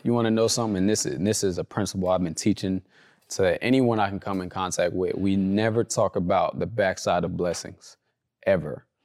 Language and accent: English; Compton, California, United States; also born or lived in Orange County, California; I grew up in Compton, California. Uh, as I was getting older, we started moving to, like, the Orange County area.